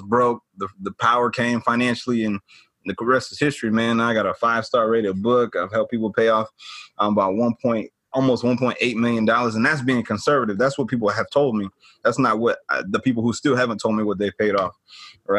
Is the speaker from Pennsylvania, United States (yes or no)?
no; Atlanta, Georgia, United States; born and raised in Atlanta, born and raised in Atlanta, grew up in the suburbs, but Atlanta is home for me